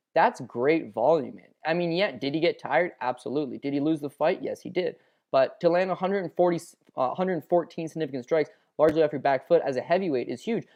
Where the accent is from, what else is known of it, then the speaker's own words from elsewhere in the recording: Canada; we're Canadian